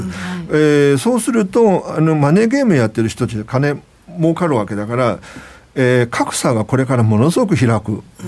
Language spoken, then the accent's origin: Japanese; China; now in Japan; 僕ら中国人